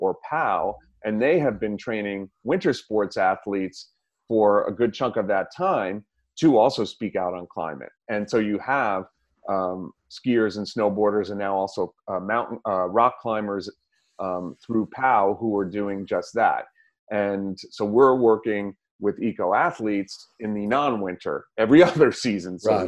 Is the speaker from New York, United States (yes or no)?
no; Missouri, United States; I'm from Missouri. I'm skeptical, but that doesn't stop me either